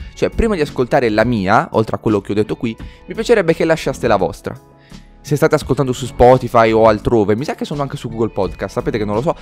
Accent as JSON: {"language": "Italian", "town": "Bari", "region": "Apulia", "country": "Italy", "said": "sono di Bari"}